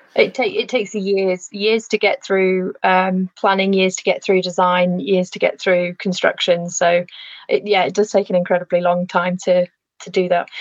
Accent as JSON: {"language": "English", "area": "Lancashire", "region": "North West England", "country": "United Kingdom", "tie": "born or raised there", "moved": "as an adult", "lives_now": "Shropshire, United Kingdom", "said": "I grew up in Lancashire, but my family no longer live there"}